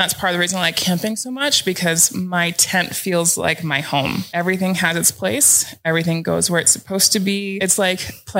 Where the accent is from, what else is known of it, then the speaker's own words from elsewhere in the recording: Pacific Northwest, United States; I thought that I was prepared coming from the Pacific Northwest and we have a lot of rain.